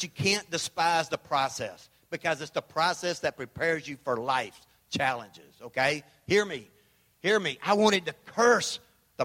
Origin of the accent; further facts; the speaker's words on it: Memphis, Tennessee, United States; I'm from Memphis